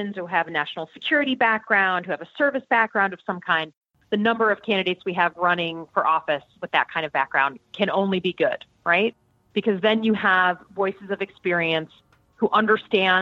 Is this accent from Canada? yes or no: no; Michigan, United States; I grew up in Michigan